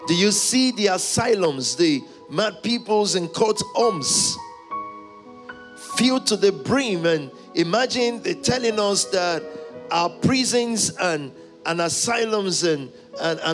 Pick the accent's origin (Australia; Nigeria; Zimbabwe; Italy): Nigeria; when I was growing up in the Pentecostal movement of Nigeria